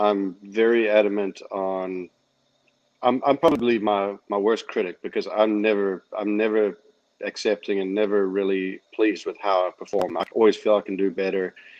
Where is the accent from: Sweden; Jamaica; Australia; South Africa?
South Africa; moved away as an adult; when I grew up in South Africa, the education system was unparalleled.